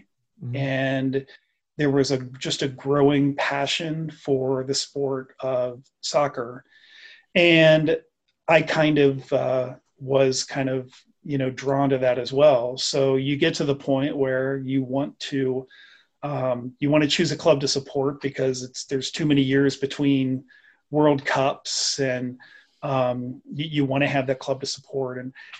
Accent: United States; because I'm American

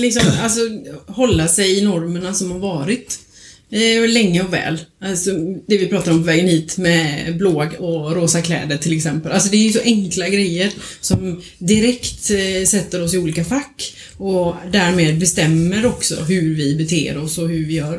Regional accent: Småland, Sweden; now in Kungsbacka, Sweden; jag är från Småland

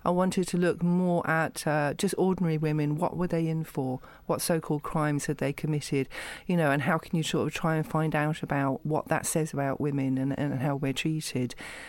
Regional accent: Camden, London, United Kingdom; Well, I grew up in Camden, about half a mile away from the prison.

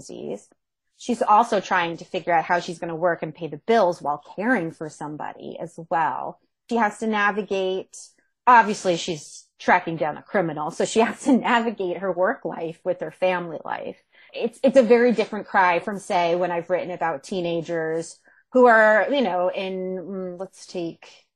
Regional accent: Monmouth County, New Jersey, United States; moved away; I'm from New Jersey originally. I'm from Monmouth County, which is central Jersey

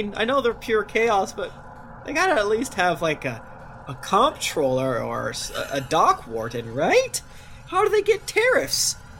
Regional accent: Florida, United States; I'm from Florida

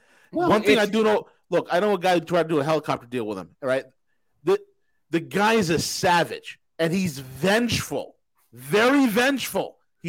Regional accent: New York, United States; Being from New York, growing up in New York

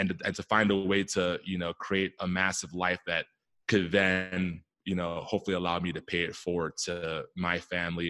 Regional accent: Silver Spring, Maryland, United States; I grew up out east in the DC area on the Maryland side in Silver Spring, Maryland

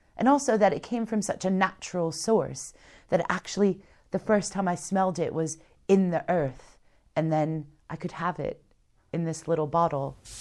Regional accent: United States; being American

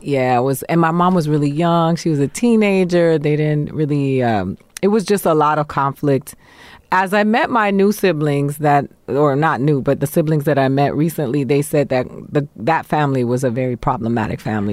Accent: Miami, Florida, United States; moved away as an adult; also born or lived in Boston, Massachusetts / New York; I grew up in Miami, Florida

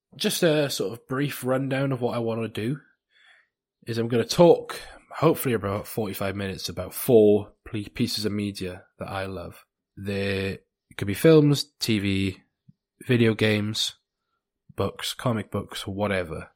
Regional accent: South Wales, United Kingdom; in South Wales

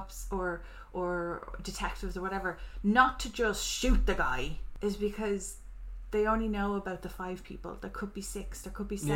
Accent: Ireland; I'm Irish

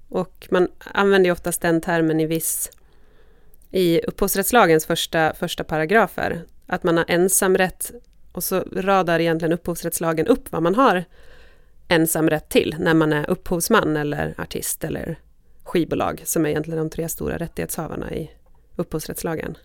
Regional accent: Borlänge, Dalarna County, Sweden; moved away; jag var ju från Bålänge och där jag blev jättemusikintresserad, jag vet inte, kanske vid högstadiet någon gång

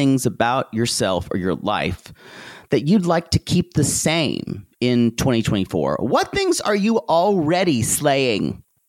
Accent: the South, United States; growing up in the South meant never congratulating yourself on anything

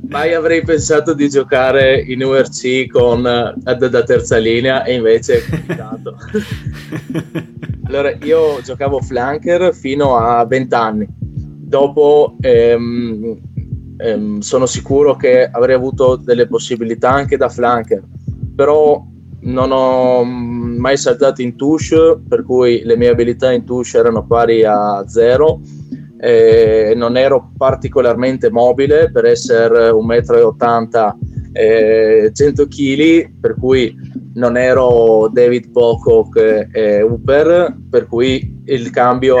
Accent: Trieste, Friuli-Venezia Giulia, Italy; Da triestino a triestino, per cui adesso l'ho ereditato. Eh, per il momento sono l'unico triestino in circolazione

